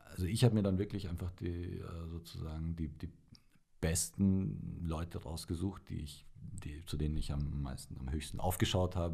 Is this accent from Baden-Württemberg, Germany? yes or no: no; Bavaria, Germany; also born or lived in Romania; also ich bin in Rumänien geboren